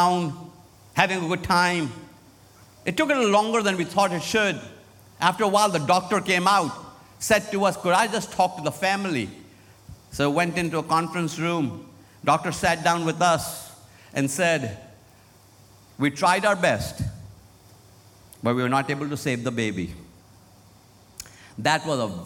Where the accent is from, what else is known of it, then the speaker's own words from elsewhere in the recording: Lucknow, Uttar Pradesh, India; moved away as an adult; now in United States; my hometown where I was raised in Lucknow, India, North India